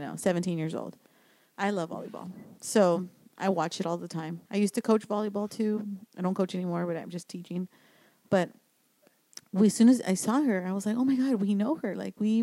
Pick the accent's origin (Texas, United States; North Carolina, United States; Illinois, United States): Texas, United States; San Antonio; we are from Texas, San Antonio specifically.